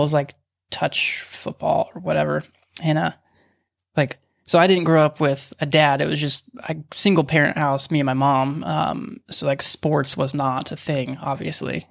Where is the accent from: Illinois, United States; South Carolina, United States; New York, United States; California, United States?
California, United States; Huntington Beach; growing up in Huntington, like, I, you have no idea as a kid that, like, I, I live eight minutes from Sheep Hills